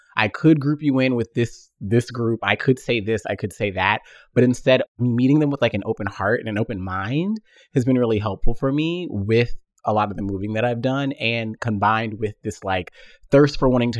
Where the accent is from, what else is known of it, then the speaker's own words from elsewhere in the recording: Tennessee, United States; I'm from the South. Like I said, I was born in Tennessee. I'm an only child.